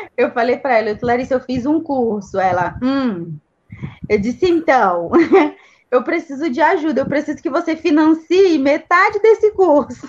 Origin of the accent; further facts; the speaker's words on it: Brazil; also born or lived in Campinas; a gente é brasileiro